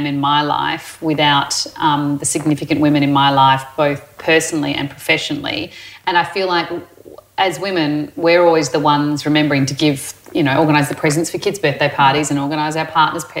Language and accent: English; Perth, Western Australia, Australia; also born or lived in Adelaide, South Australia; I grew up in Perth, born in Adelaide but grew up in Perth.